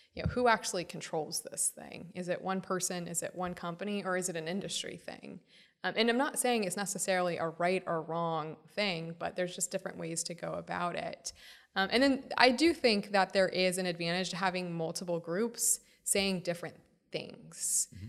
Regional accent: Florida, United States; Congressman Darren Soto from my home state of Florida

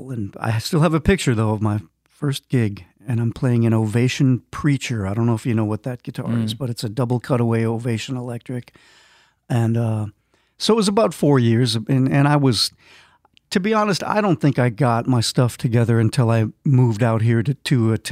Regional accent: Minnesota, United States; grew up in Minnesota

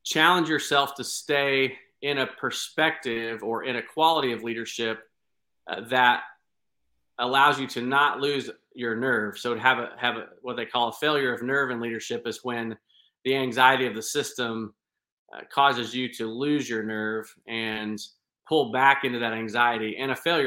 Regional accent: Clay County, Indiana, United States; moved away as an adult; also born or lived in Houston, Texas; I am from the state of Indiana, and I was born and raised in Clay County, Indiana.

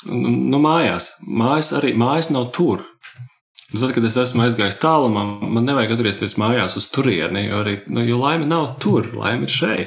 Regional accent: Latvia

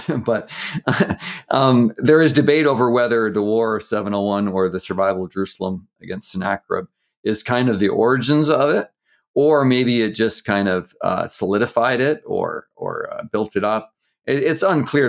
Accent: Canada; I grew up in Canada, I'm Canadian

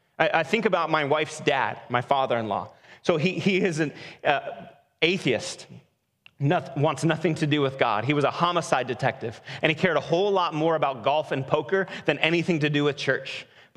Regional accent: Portland, Oregon, United States; Where are you from? Northeast Portland. Been there for a little while.

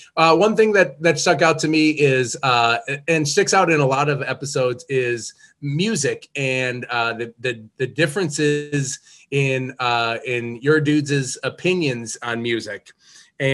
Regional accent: Midwest, United States; as a Midwesterner

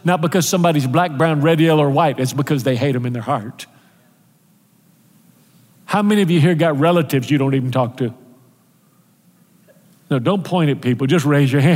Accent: United States; also born or lived in Houston, Texas; I'm American. I'm proud to be an American

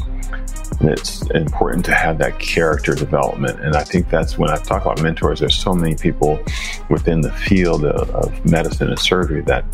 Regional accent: Milwaukee, Wisconsin, United States; I'm from Milwaukee, Wisconsin

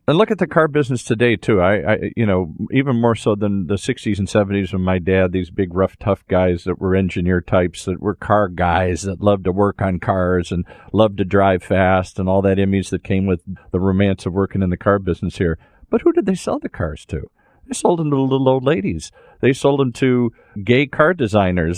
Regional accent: Detroit, Michigan, United States; I grew up in Detroit

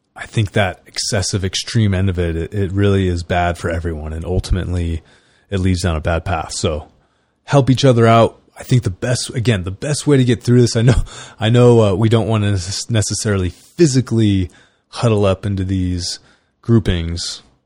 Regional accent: California, United States; I grew up in California.

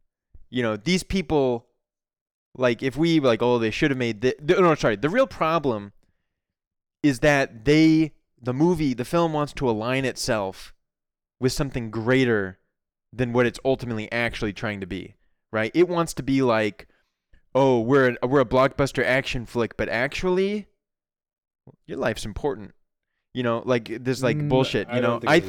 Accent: United States; My parents are Chinese, but I'm American.

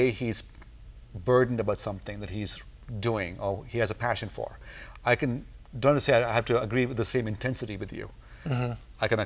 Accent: India; moved away; I grew up in India

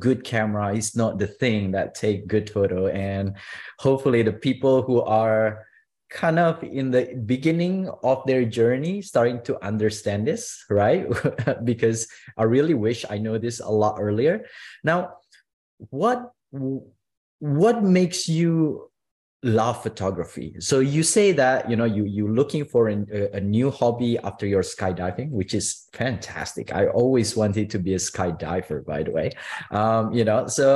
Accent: Indonesia; moved away; I was born in Indonesia

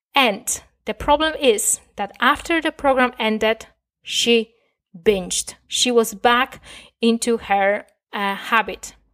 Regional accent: Poland; first language Polish; English is a second language; I was raised in Poland. Most of my years on this planet, I spent talking, uh, and thinking in Polish

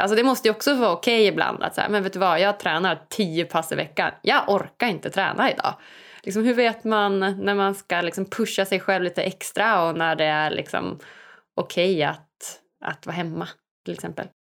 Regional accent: Umeå, Västerbotten County, Sweden; jag är ju född och uppvuxen i, i Sverige, i Umeå, uppe i Norrland

